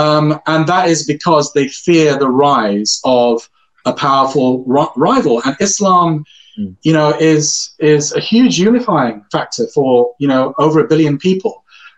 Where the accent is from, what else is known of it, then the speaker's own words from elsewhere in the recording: United Kingdom; We should be there at the forefront of the debate as British citizens, because we have a valuable contribution to make.